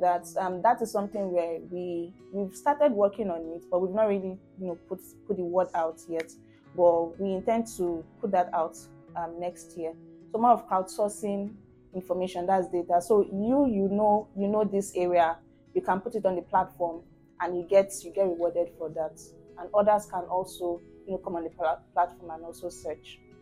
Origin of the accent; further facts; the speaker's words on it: Ikorodu, Lagos, Nigeria; I spent the majority of my life in Ikorodu from baby to primary to secondary